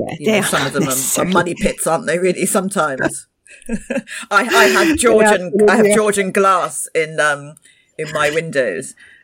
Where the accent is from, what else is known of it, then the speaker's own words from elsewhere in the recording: London, United Kingdom; moved away; I didn't grow up in the Caribbean. I was born in London and I grew up in London, but my parents are from the Caribbean.